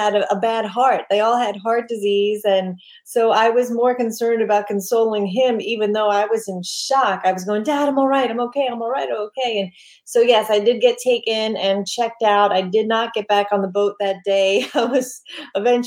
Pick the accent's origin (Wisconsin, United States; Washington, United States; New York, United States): New York, United States; New York City; I grew up in New York on Staten Island